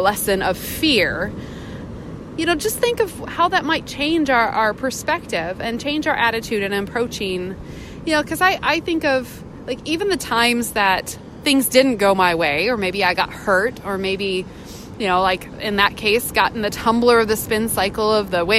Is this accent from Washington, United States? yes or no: yes; Puget Sound, Northwest, Washington, United States; moved away; also born or lived in California; I grew up on Puget Sound up in the Northwest boating